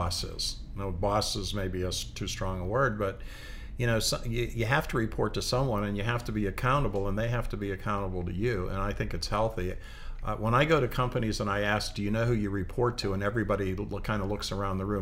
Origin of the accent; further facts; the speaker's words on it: Pittsburgh, Pennsylvania, United States; I grew up in Pittsburgh, Pennsylvania, where, you know, people work their butts off